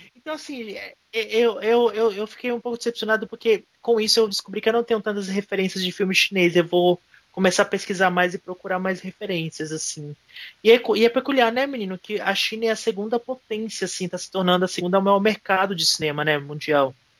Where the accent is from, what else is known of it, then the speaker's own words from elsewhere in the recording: Pernambuco, Brazil; eu sou nordestino com muito orgulho. Eu estou de volta para minha terra